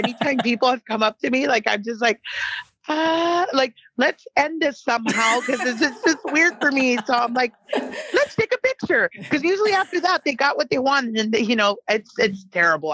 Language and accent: English; San Antonio, Texas, United States; also born or lived in Del Rio, Texas; I grew up, I was born actually in San Antonio